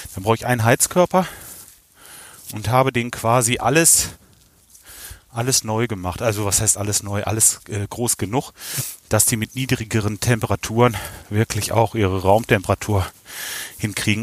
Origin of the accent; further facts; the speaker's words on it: Kalletal, North Rhine-Westphalia, Germany; ich komme aus dem Kalletal